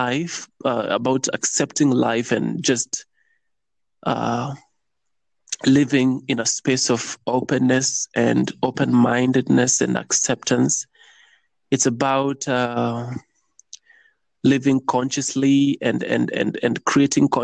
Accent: Kenya; I'm from East Africa in Kenya.

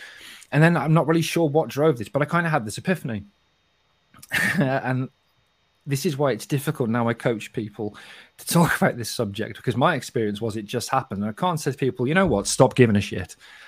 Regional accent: Kidderminster, West Midlands, United Kingdom; accent: Kidderminster; I haven't completely lost my accent. But believe me, this is not a Kidderminster accent. Kidderminster accent is not very attractive.

